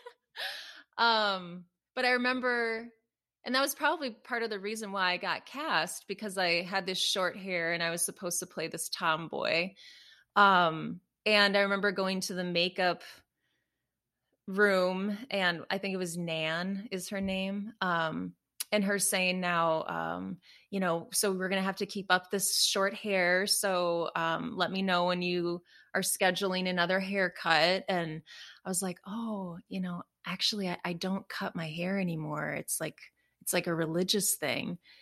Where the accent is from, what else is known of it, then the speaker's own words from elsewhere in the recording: Minnesota, United States; moved away as an adult; also born or lived in Chicago; we ended up moving to Minnesota, um, so back to my hometown